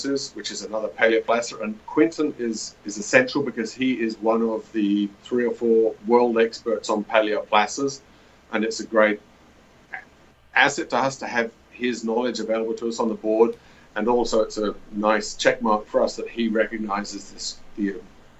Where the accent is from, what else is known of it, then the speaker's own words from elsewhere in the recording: Australia; moved away as an adult; also born or lived in Ecuador / Peru / Nevada; I'm a geologist from Australia originally